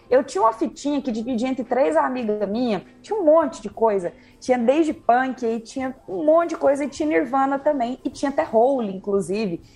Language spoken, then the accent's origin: Portuguese; Uberlândia, Minas Gerais, Brazil; moved away; also born or lived in São Paulo; Sou aqui do Berlândia, Cerrado, Cerradão Mineiro